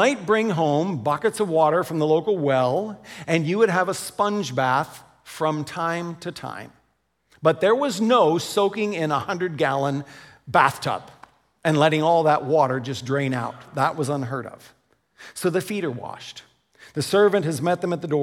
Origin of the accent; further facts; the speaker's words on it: United States; now in Canada; as an American